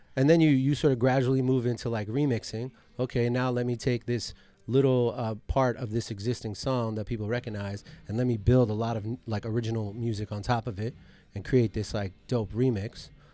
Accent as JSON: {"language": "English", "town": "Coral Springs", "region": "Florida", "country": "United States", "tie": "born or raised there", "also_born_or_lived": "Miami", "said": "I only really came to Miami 'cause I grew up in Coral Springs."}